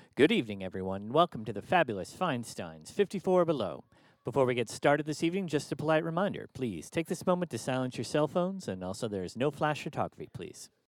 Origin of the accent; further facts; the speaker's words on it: Peru; I'm from Peru